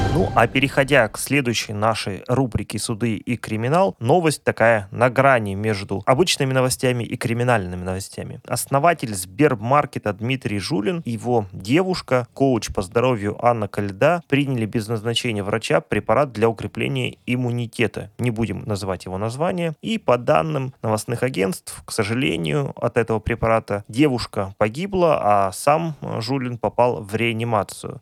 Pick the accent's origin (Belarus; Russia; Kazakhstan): Russia; Chelyabinsk, Chelyabinsk Oblast; в Челябинске, в моем родном городе, далеко уже ночь